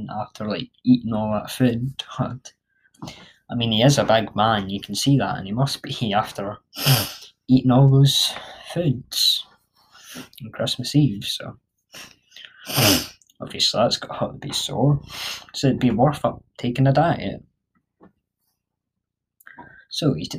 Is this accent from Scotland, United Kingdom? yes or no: yes; Scotland, United Kingdom; I'm Scottish